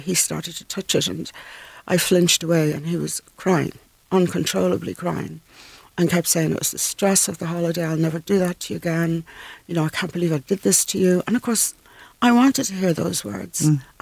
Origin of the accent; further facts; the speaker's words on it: Dublin, Leinster, Ireland; moved away as an adult; also born or lived in Scotland / London; I come from North Dublin